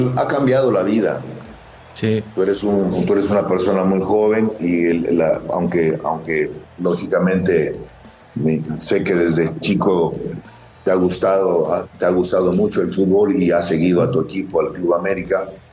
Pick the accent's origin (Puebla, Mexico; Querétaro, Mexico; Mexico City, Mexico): Querétaro, Mexico; moved away; also born or lived in Matamoros, Tamaulipas; donde yo crecí, no soy, no soy queretano, soy matamorense, pero soy, soy queretano de corazón